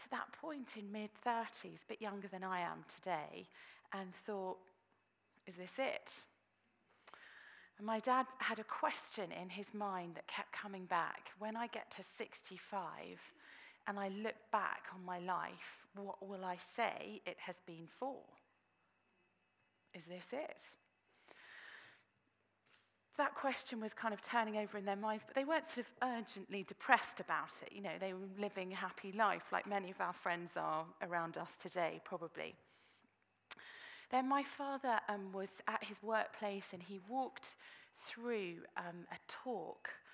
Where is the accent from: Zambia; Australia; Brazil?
Australia; now in Oxford, United Kingdom; I was born in Australia.